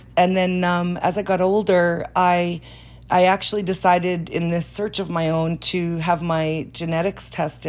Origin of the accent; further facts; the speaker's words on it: Winnipeg, Manitoba, Canada; I grew up in the Franco-Manitoban and Métis communities here, and I'm from a family that's pretty common around here, which is a very blended family.